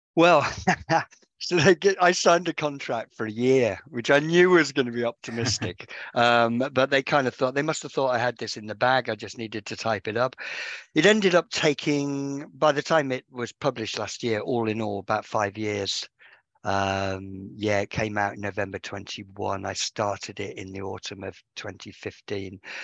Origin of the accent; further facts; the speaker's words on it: Birmingham, West Midlands, United Kingdom; moved away; I'm not a Sheffielder. I was born originally in Birmingham.